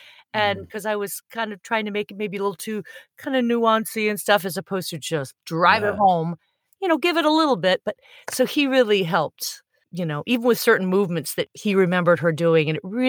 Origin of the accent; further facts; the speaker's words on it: Michigan, United States; No, I was born in Michigan.